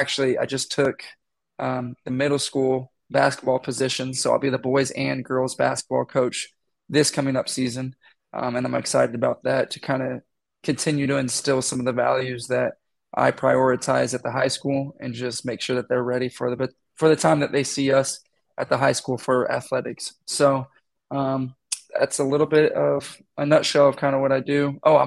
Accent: Texas, United States; also born or lived in Iowa; I'm originally from Texas, born, moved around a lot. I won't even go down that rabbit hole of my journey to Iowa, but I came up here, went to Grandview.

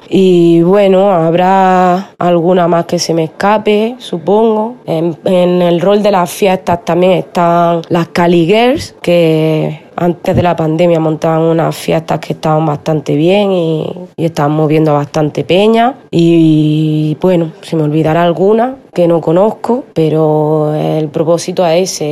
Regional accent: Úbeda, Andalusia, Spain; also born or lived in Dominican Republic; now in Granada, Spain; una MC DJ dominicana, residente en Granada. A pesar de que me crié en Úbeda, Jaén

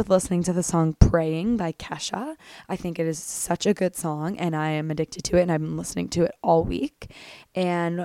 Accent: small town 2.5 hours from Toronto, Ontario, Canada; moved away as an adult; also born or lived in Belleville, Ontario / Ireland; now in Toronto, Canada; I grew up in a very, very, very small town, about 2.5 hours away from Toronto

